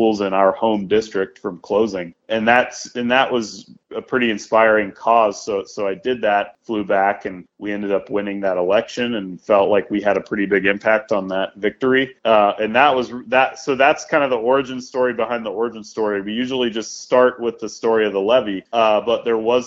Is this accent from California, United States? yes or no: no; Sandpoint, Idaho, United States; moved away as an adult; also born or lived in New York; I grew up in Sandpoint.